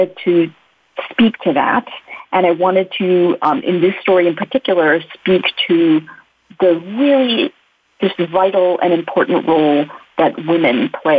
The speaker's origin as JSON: {"language": "English", "country": "United States", "tie": "born or raised there", "also_born_or_lived": "India", "said": "I immigrated to the U.S. as a baby. So I really grew up as an American."}